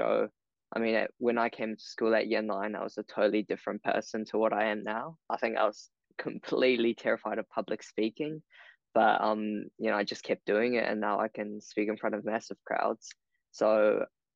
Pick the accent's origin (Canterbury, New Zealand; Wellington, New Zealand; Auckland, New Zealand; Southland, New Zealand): Wellington, New Zealand; I was born in Wellington and, you know, grew up in this beautiful city, Poneke.